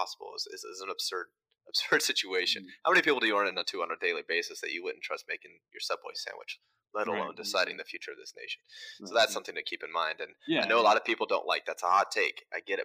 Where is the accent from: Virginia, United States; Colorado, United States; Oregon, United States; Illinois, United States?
Virginia, United States; Front Royal; moved away; I'm originally from Front Royal, Virginia, which is kind of in the Shenandoah River Valley mountain area of Virginia